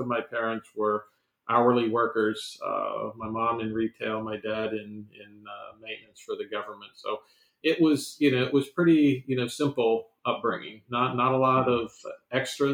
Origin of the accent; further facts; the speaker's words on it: Sterling, Virginia, United States; I grew up in Sterling Park, which is right near Dulles Airport.